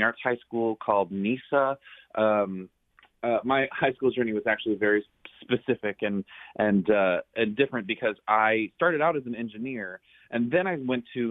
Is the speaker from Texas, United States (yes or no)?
yes; San Antonio, Texas, United States; my hometown of San Antonio, Texas